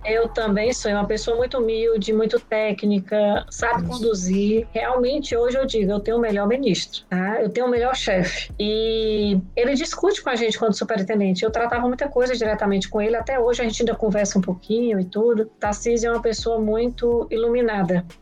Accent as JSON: {"language": "Portuguese", "region": "Ceará", "country": "Brazil", "tie": "born or raised there", "also_born_or_lived": "São Paulo", "said": "eu sou paulista, mas moro no Ceará há muito tempo, minha família toda é cearense. Eu estudei minha vida toda no Ceará"}